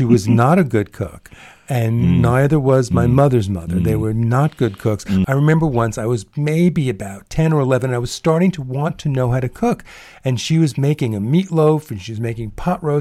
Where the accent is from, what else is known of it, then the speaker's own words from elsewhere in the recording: New York City, New York, United States; where I grew up in Bayside